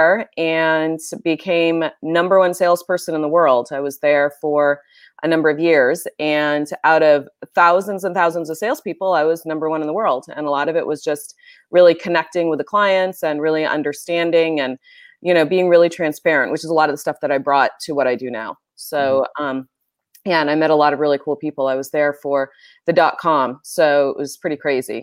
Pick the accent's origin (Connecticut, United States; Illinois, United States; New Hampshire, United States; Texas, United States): New Hampshire, United States; moved away as an adult; also born or lived in Bay Area, California; now in California, United States; I grew up in a little itty bitty town, Mayberry, very similar to Mayberry in New Hampshire.